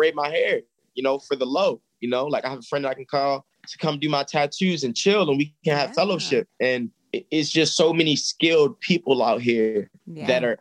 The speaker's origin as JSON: {"language": "English", "town": "Baltimore", "region": "Maryland", "country": "United States", "tie": "born or raised there", "said": "I'm from here. So I have family here."}